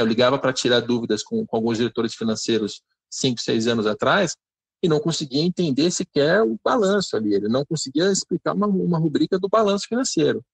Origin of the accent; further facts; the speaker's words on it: Rio de Janeiro, Brazil; sou do Rio de Janeiro.